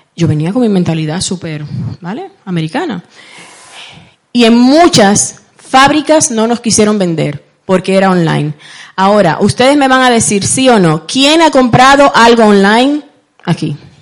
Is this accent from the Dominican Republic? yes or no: yes; Santo Domingo, Distrito Nacional, Dominican Republic; now in Spain; Yo nací en, República Dominicana, para los que me estaban preguntando anteriormente. Eh, Nací en Santo Domingo, la capital